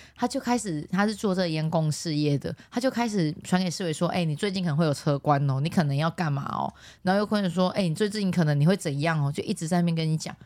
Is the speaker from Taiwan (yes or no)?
yes; Taiwan; accent: Taiwanese Mandarin; 我最近台湾国语很严重啦